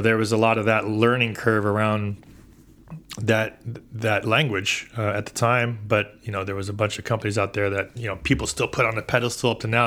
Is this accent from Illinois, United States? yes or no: no; San Diego, California, United States; born and raised here in San Diego